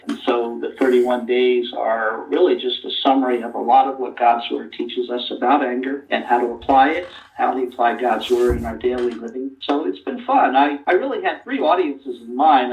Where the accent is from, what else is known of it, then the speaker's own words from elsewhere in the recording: New Jersey, United States; I grew up in New Jersey along the coast, in the, in the New Jersey shore.